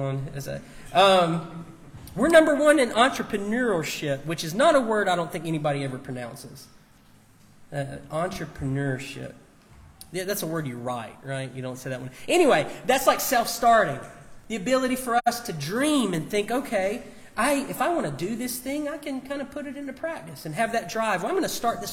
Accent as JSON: {"language": "English", "country": "United States", "tie": "born or raised there", "said": "I'm an American. I was born here"}